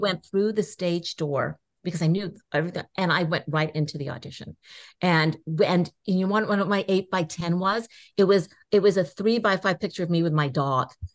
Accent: Inglewood, California, United States; I was born in Inglewood

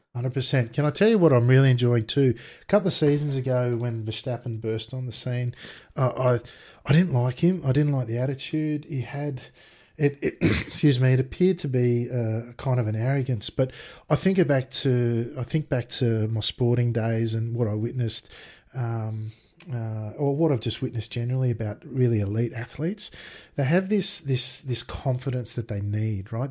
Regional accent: Sydney, New South Wales, Australia; also born or lived in Bathurst; I grew up in Sydney

